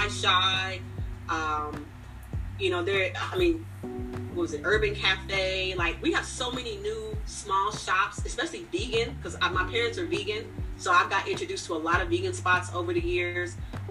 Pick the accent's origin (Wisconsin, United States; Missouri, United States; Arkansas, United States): Missouri, United States; Kansas City; born or raised there